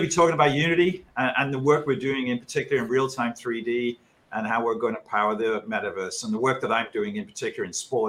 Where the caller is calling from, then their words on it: Montecito, California, United States; I'm calling in from Montecito, California, up in the hills above Santa Barbara